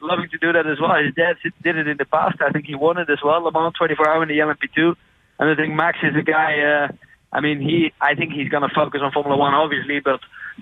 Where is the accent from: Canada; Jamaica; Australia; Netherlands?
Netherlands; I'm from Holland